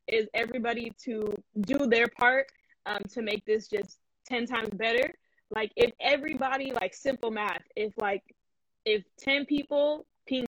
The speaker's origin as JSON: {"language": "English", "country": "United States", "said": "I'm American"}